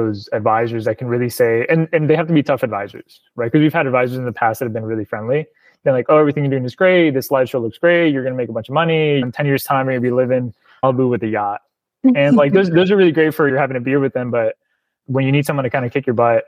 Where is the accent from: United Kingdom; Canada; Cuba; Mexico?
Cuba; Placetas, Villa Clara; also born or lived in Miami, Florida, United States; now in United States; I was born in Placetas, Villa Clara, Cuba, which is, it's like the central province of the island